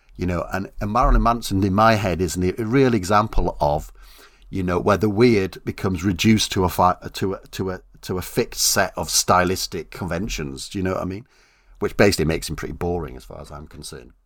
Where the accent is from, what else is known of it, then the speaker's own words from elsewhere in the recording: South Wales, United Kingdom; I come from South Wales